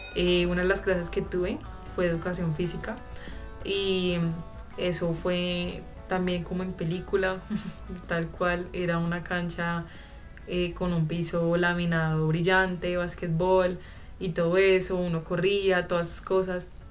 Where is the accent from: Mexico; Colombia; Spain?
Colombia; Melgar, Tolima; yo iba a la iglesia en Melgar, que es de donde yo vengo.